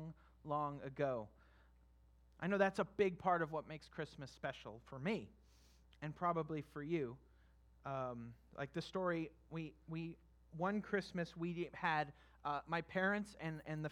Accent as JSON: {"language": "English", "region": "California", "country": "United States", "also_born_or_lived": "Kentucky", "moved": "as an adult", "said": "I was from California"}